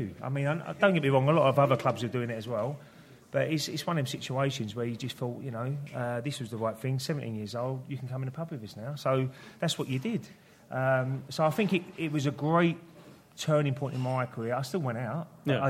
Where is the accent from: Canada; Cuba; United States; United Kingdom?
United Kingdom; Dagenham, London; I was more Dagenham, really.